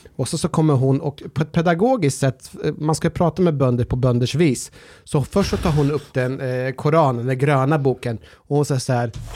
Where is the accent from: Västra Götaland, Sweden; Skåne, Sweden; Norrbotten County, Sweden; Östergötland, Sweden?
Östergötland, Sweden; Norrköping; när jag var liten och bodde i Norrköping